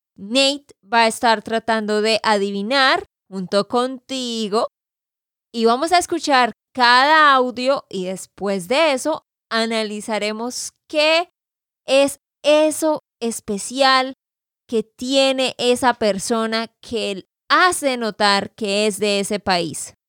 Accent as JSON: {"language": "Spanish", "region": "Santander", "country": "Colombia", "said": "de Santander, Colombia"}